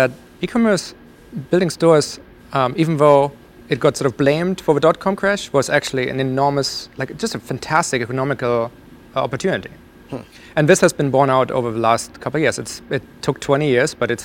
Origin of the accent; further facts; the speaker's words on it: Germany; moved away; So I grew up in Germany